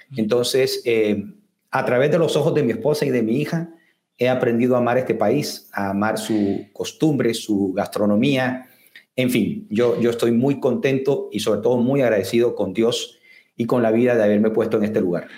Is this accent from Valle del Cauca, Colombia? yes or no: no; Barranquilla, Atlántico, Colombia; moved away as an adult; now in Guatemala; somos colombianos de, una zona eh, muy importante del Caribe colombiano, que es la ciudad de Barranquilla